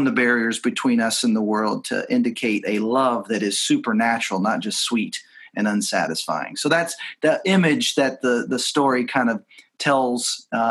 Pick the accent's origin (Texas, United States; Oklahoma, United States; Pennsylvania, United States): Texas, United States; moved away as an adult; also born or lived in Seattle / Los Angeles; both growing up in Texas